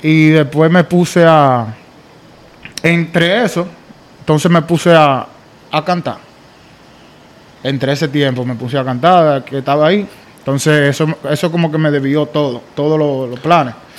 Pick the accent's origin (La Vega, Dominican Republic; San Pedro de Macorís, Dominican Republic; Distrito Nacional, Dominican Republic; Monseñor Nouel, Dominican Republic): Distrito Nacional, Dominican Republic; Santo Domingo Este; moved away; Yo soy dominicano y mitad judío